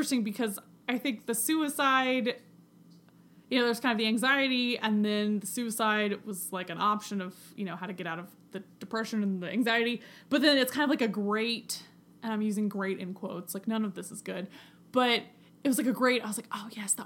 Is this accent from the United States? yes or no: yes; United States; also born or lived in Scotland; as an American not living in America